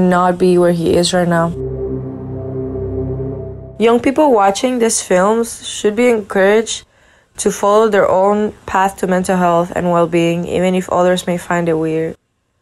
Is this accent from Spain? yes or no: yes; Spain; I am from Spain